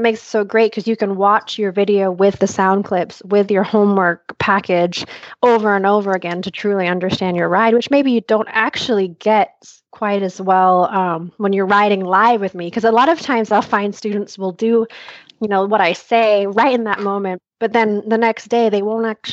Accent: Malaysia; I grew up in Malaysia where we didn't really have access to a whole lot of trainers

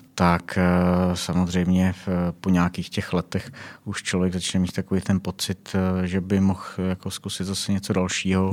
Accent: South Bohemian Region, Czechia; now in Prague, Czechia; já jsem z Jižních Čech

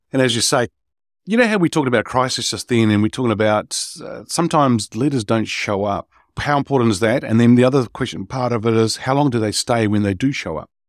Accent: New Zealand; I'm Kiwi, uh, New Zealander

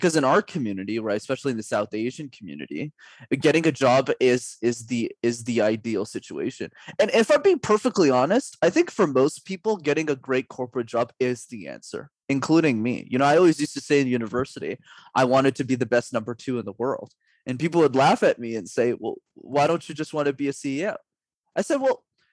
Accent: Canada; I'm Canadian

